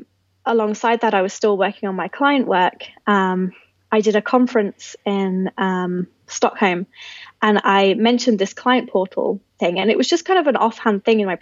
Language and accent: English; Hinckley, East Midlands, United Kingdom; My hometown's called Hinckley. It's basically 2 hours north of London, in the center of England.